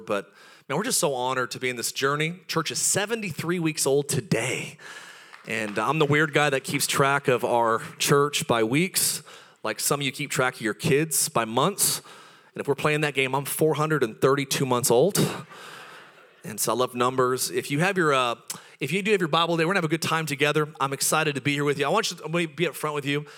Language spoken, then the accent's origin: English; Palmdale, California, United States; I'm from the high desert originally, and uh, we grew up in Palmdale